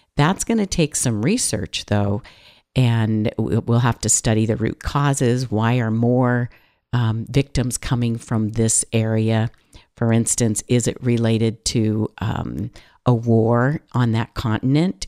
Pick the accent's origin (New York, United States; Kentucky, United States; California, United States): California, United States; I'm from California